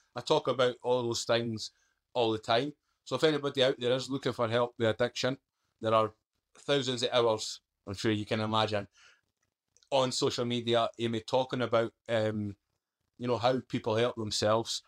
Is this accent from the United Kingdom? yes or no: yes; Scotland, United Kingdom; accent: Scottish; moved away; also born or lived in London; I'm a Scottish accent